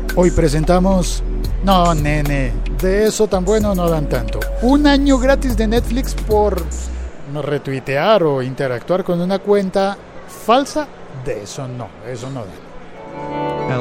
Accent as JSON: {"language": "Spanish", "country": "Colombia", "said": "mi país"}